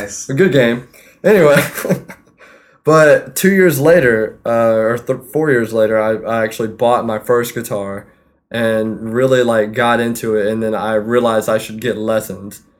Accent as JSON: {"language": "English", "town": "Fayetteville", "region": "North Carolina", "country": "United States", "moved": "yes", "said": "I'm from Fayetteville, North Carolina"}